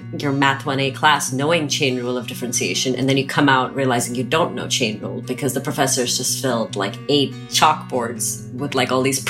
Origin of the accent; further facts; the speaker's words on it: Pakistan; also born or lived in Nigeria; And I grew up in Nigeria and in Pakistan. I'm a third culture kid. I don't mm-hmm. identify with, I mean, I would say, yes, Pakistan would be my home, but I don't like to settle.